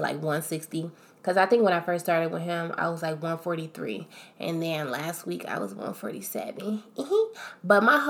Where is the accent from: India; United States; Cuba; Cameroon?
United States; Akron, Ohio; I'm from Akron, Ohio